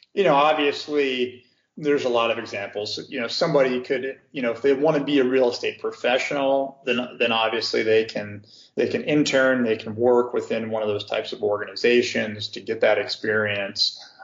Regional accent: Cincinnati, Ohio, United States; moved away as an adult; also born or lived in California / St. Louis, Missouri; now in Chicago, United States; where I was born and raised in, in Cincinnati, Ohio

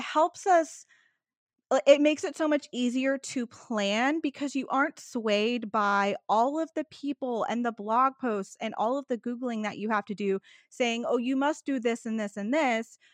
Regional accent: Texas, United States; I'm a Texan who went to Alaska in the winter

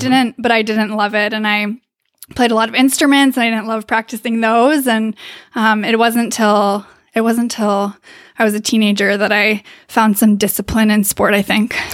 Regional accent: Davis, California, United States; I am from Davis, California.

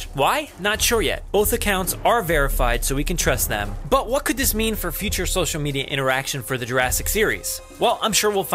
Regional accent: New Jersey, United States; I come from New Jersey

